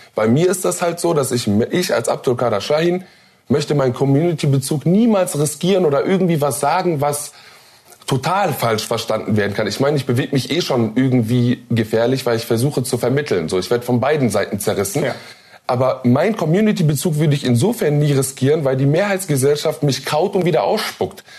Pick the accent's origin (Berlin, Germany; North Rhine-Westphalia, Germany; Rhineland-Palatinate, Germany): North Rhine-Westphalia, Germany; Duisburg; born or raised there